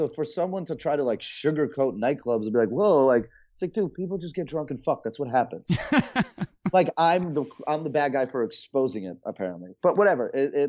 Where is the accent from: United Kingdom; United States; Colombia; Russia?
Russia; born there; I was born in Russia. My parents are obviously from Russia. Not a very easy country to be from. It's a very, you know, it's a hard place.